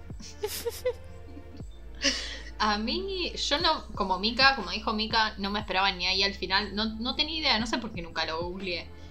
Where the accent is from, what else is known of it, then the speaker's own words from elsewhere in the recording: Argentina; siendo argentina, nacida en la tierra de Vita